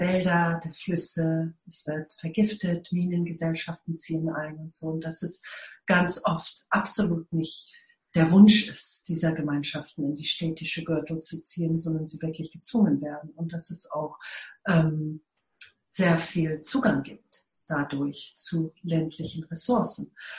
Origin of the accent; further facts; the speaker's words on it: South Africa; German is a second language; ich komme aus Südafrika